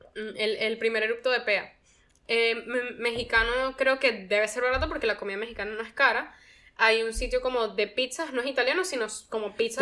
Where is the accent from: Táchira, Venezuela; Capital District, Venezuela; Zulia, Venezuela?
Capital District, Venezuela; Caracas; moved away as an adult; now in United States; yo viví aquí 18 años de mi vida